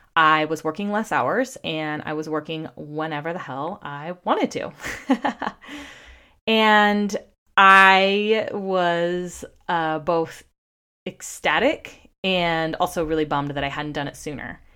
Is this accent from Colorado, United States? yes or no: no; California, United States; also born or lived in Washington, D.C.; I was born and raised in California. That's where I currently am. We live in Santa Cruz, California.